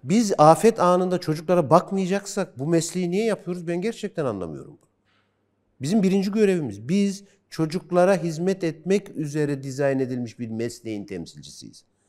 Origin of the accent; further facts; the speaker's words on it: Kırşehir Province, Turkey; Ben Kırşehirliyim.